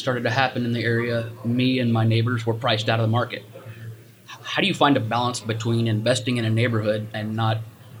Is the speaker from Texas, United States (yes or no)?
yes; Texas, United States; also born or lived in Dallas, Texas; now in Oregon, United States; I'm from Texas originally. I live in Oregon right now.